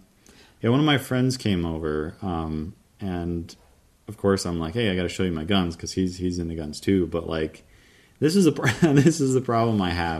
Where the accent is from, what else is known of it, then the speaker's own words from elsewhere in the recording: the South, United States; I'm from the South, y'all.